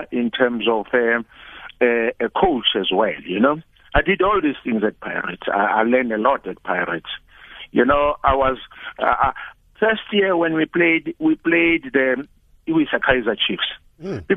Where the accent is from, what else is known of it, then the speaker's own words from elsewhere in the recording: Johannesburg, Gauteng, South Africa; I grew up in Orlando East in an area called Boomtown